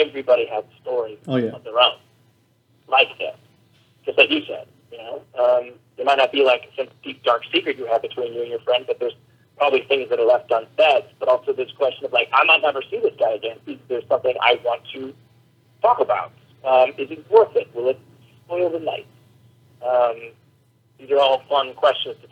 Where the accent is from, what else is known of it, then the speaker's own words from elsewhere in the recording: Minnesota, United States; moved away as an adult; also born or lived in Colorado; now in Los Angeles, United States; I grew up in Minnesota, and I went to college in Colorado. I've been living in L.A. for quite some time now